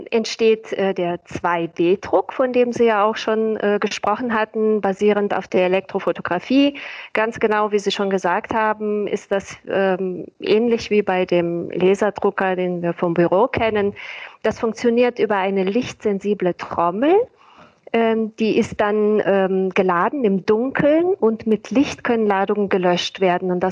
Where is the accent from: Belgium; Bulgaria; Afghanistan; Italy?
Bulgaria; born there; Ich bin gebürtige Bulgarin, das erklärt vielleicht den Zungenbrecher.